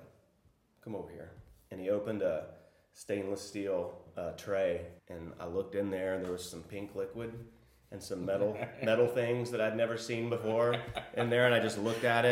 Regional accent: Arlington, Texas, United States; also born or lived in Austin, Texas / Prague; I'm from Arlington, Texas, which is a suburb of Dallas

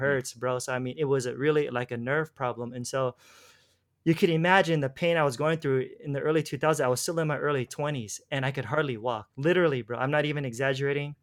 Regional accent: Los Angeles, California, United States; moved away as an adult; now in Philippines; I'm from, originally from Los Angeles

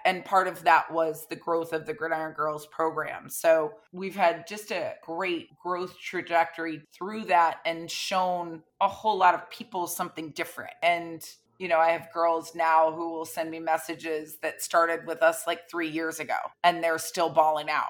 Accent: Florida, United States; I grew up in Florida

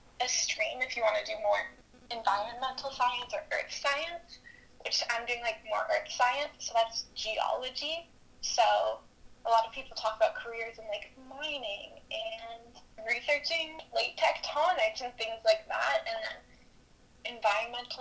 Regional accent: Ontario, Canada; moved away as an adult; now in Kelowna, Canada; I'm from Ontario.

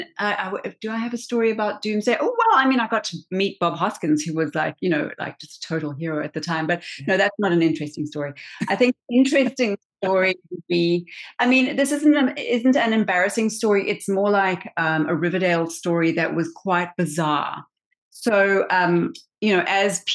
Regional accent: South Africa; I am not American. I am South African.

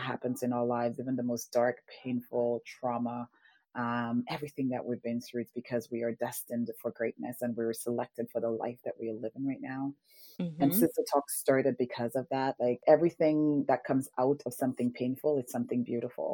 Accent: St. Lucia; moved away; I grew up in the Caribbean in St. Lucia, in a tiny village called Bus Labawi.

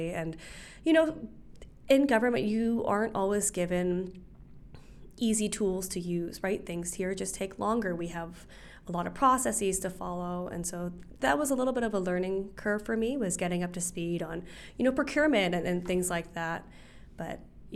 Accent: Hawaii, United States; I'm from Hawaii.

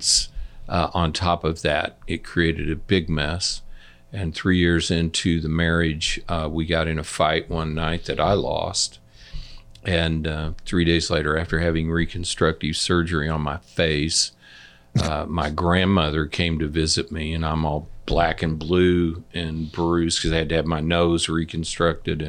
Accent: Liberty, Missouri, United States; I grew up in Liberty

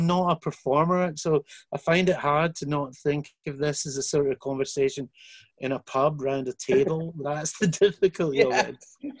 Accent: Scotland, United Kingdom; I'm Scottish.

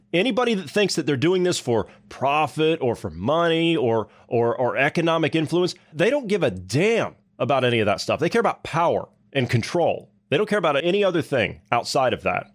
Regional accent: Ohio, United States; moved away; my hometown ten years ago, I mean, Ohio

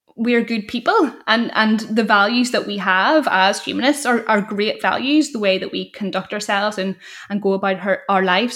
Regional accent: Northern Ireland, United Kingdom; growing up in Northern Ireland and feeling stifled

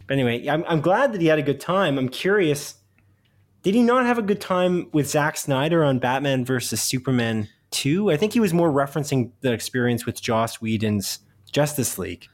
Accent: Canada; a small town outside of Guelph in Canada, 'cause we're Canadian

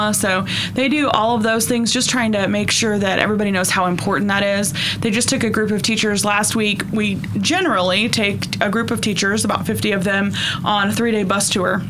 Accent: Northeast Oklahoma, United States; Grew up in Northeast Oklahoma

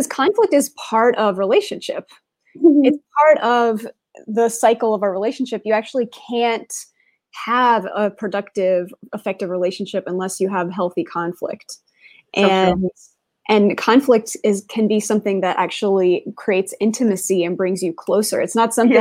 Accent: Raleigh, North Carolina, United States; now in Zurich, Switzerland; I'm originally from Raleigh, North Carolina, and now I'm in Zurich

